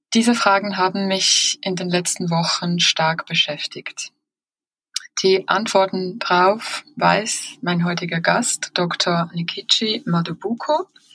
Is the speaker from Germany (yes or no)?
no; Switzerland; bei uns in der Schweiz